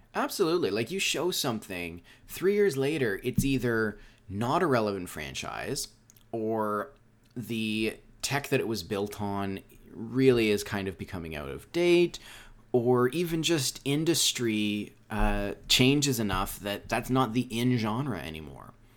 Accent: Canada; I'm from Canada

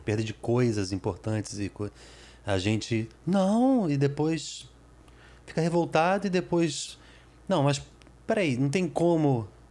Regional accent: Brazil; also born or lived in United States; eu sou brasileiro, mas eu sou português também

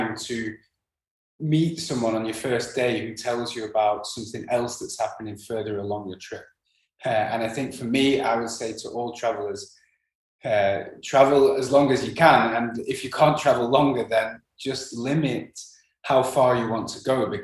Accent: England, United Kingdom; moved away; also born or lived in Netherlands / Spain; growing up in England

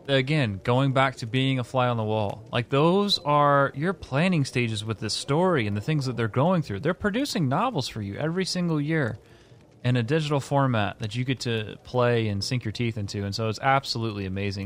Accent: Indiana, United States; I'm from Indiana.

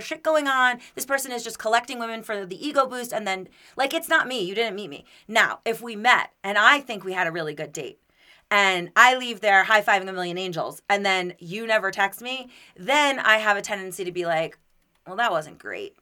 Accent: Florida, United States; now in Denver, United States; I'm from Florida.

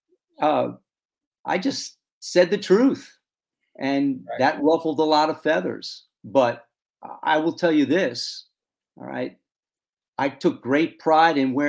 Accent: Long Island, New York, United States; we grew up on Long Island, about 60 miles from New York City

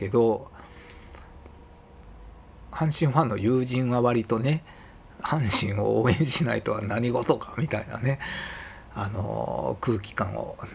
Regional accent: Kansai, Japan; 自分の場合は、まあ、どちらかといえばこの関西で生まれ育ったっていう環境の中で身についていった後天的なものかなと思いますね。

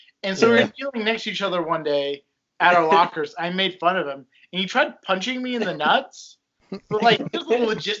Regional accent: Pleasant Grove, Utah, United States; I'm from Pleasant Grove, Utah

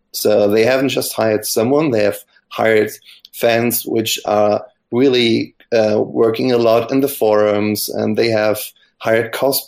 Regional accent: Germany; from Germany

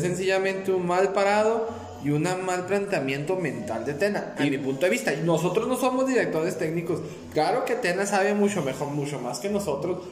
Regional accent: Ciudad Juárez, Chihuahua, Mexico; nosotros somos de Ciudad Juárez

